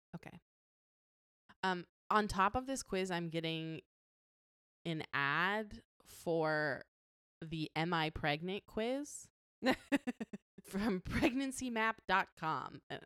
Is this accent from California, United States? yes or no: no; Las Vegas, Nevada, United States; I grew up in Las Vegas